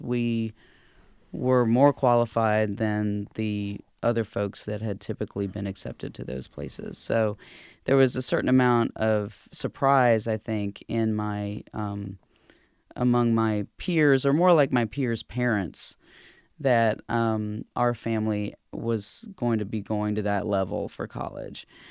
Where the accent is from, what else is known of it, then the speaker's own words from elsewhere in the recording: Durham, North Carolina, United States; also born or lived in Lumberton, North Carolina; my dad and mom, um, were living here in Durham when I was born in nineteen seventy-two